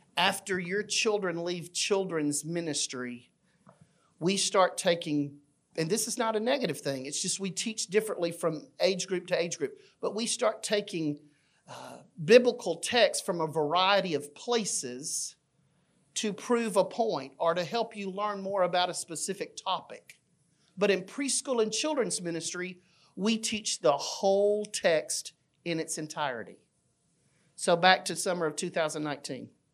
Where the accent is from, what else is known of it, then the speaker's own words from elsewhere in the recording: Fayette, Alabama, United States; I grew up in a small town in Alabama named Fayette